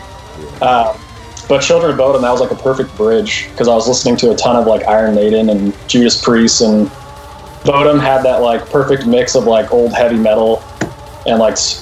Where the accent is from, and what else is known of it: Thousand Oaks, California, United States; born or raised there; moved away as an adult; also born or lived in Alabama; now in Arizona, United States